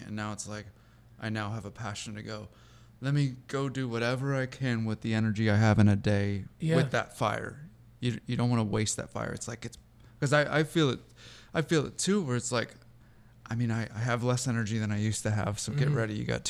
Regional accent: Seattle, Washington, United States; growing up near Mount Hood or Mount Rainier

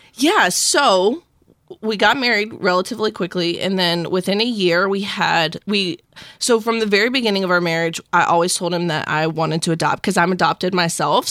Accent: South Mississippi, United States; now in Tampa, United States; I was born and raised in South Mississippi

